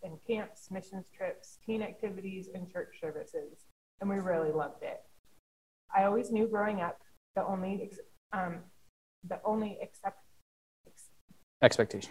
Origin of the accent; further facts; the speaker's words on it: Canada; I'm Canadian. So I went back home